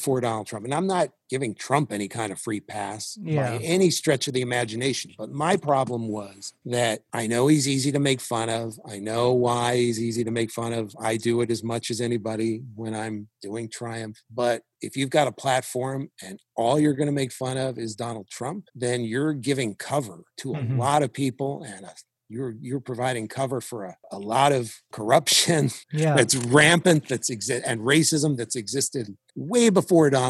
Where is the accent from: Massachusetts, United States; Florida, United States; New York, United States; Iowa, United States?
New York, United States; I was from New York